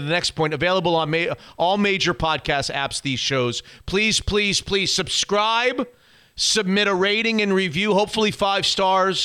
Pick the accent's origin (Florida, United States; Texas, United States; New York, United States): Florida, United States; born or raised there; moved away as an adult; also born or lived in Syracuse; now in Washington, United States